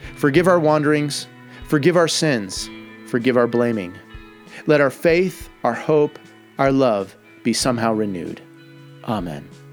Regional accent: United States; as an American

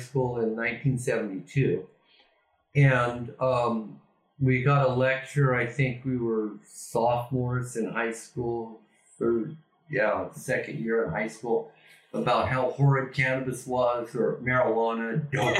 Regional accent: Ontario, Oregon, United States; moved away as an adult; also born or lived in California / British Columbia / Amsterdam; now in Spain; my hometown, Ontario, Oregon

